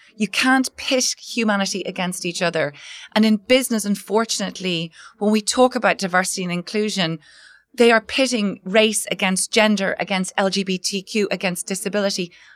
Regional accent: Ireland; I was working as a management consultant in Dublin, Ireland. Um, I'm Irish.

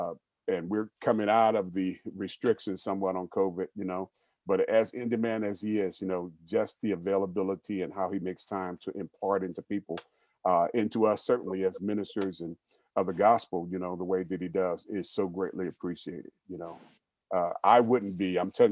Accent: Steubenville, Ohio, United States; moved away as an adult; also born or lived in Albany, Georgia (family origin); now in Cincinnati, United States; I'm from a place called Steubenville. It's the home of …, Jimmy the Greek. It's a small little city. And I grew up there all my life

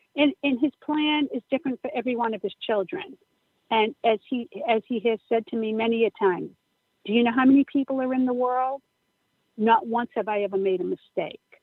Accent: Upton, Massachusetts, United States; St. Gabriel's Church in Upton, Massachusetts. It's um, my hometown

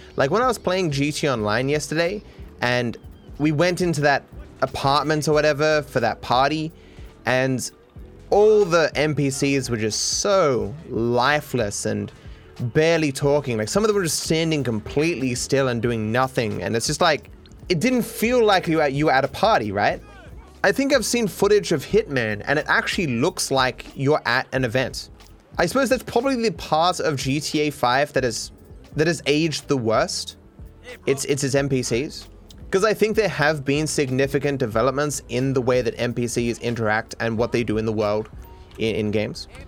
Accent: Australia; I'm Australian

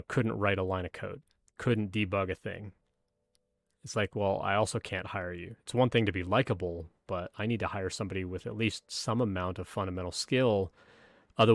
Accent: Canada; moved away; I'm originally from Canada, where football wasn't as big a deal as something like hockey or basketball

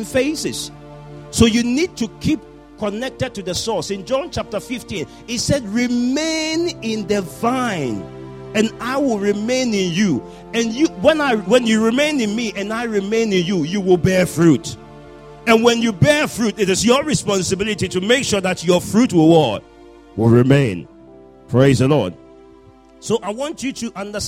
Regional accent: Ghana; I was born in Ghana

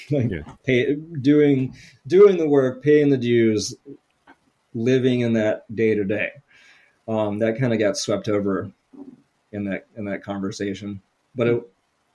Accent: Atlanta, Georgia, United States; moved away as an adult; also born or lived in New Orleans / North Carolina; I'm from the Atlanta area

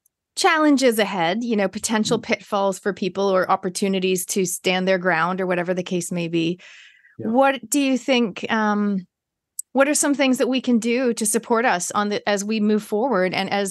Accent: Canada; now in New Zealand; as a Canadian Kiwi

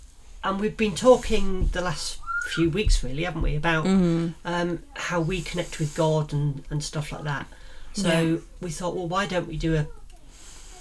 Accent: Yorkshire and the Humber, United Kingdom; accent: Yorkshire; my Yorkshire accent comes out.

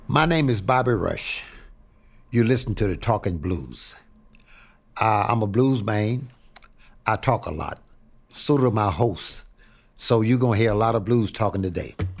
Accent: Houma, Louisiana, United States; moved away; also born or lived in Pine Bluff, Arkansas / Chicago; I was born in a little place called Haynesville, Houma, Louisiana

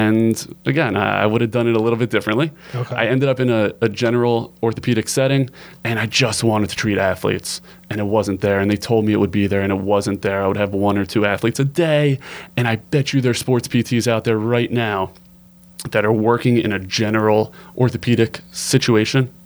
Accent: Baltimore, Maryland, United States; I grew up in Baltimore. I'm a fourth generation Baltimorean, so I got deep roots here

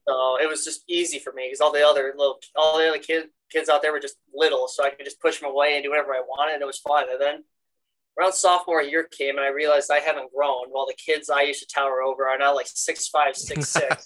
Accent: Aberdeen, South Dakota, United States; I am from Aberdeen, South Dakota.

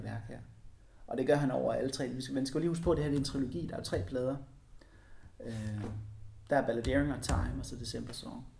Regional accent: Denmark; min kulturelle arv her i Danmark

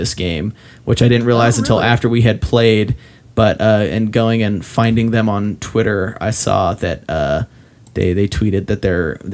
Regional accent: Ogden, Utah, United States; in my hometown there's a dog food factory

